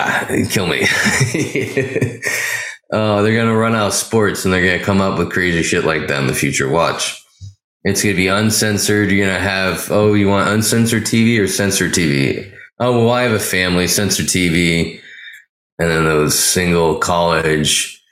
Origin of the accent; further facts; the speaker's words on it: Pleasanton, California, United States; my hometown, Pleasanton.